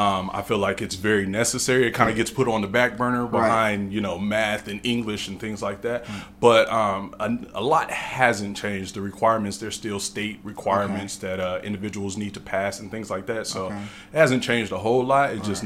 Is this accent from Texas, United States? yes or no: no; Bakersfield, California, United States; Okay. Well … I'm from Bakersfield, California, born and raised.